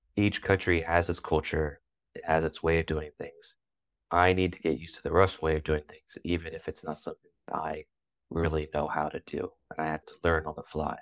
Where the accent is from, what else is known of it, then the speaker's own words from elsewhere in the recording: United States; moved away as an adult; now in Russia; growing up in America